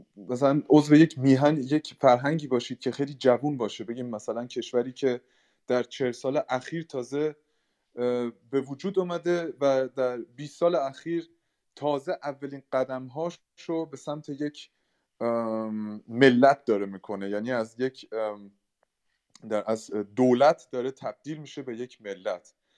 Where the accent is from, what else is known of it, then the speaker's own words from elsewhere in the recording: Germany; من به شخصه در آلمان به دنیا آمدم و در آلمان بزرگ شدم